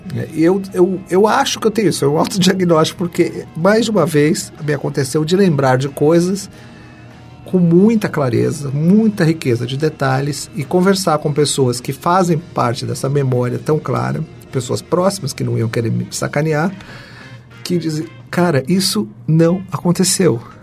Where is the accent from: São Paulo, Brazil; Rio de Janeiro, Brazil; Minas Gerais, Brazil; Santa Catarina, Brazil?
São Paulo, Brazil; eu nasci na periferia de São Paulo